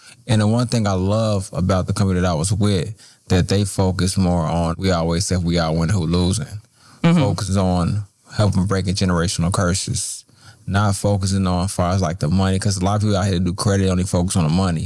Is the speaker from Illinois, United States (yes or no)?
yes; Chicago, Illinois, United States; I grew up in Roseland, the Roseland community, single parent household